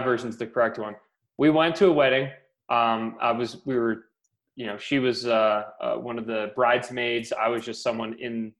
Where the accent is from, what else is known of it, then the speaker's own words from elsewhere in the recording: just outside of Baltimore, Maryland, United States; moved away as an adult; also born or lived in Florida / San Diego / Japan; now in Denver, United States; I was born just outside of Baltimore, Maryland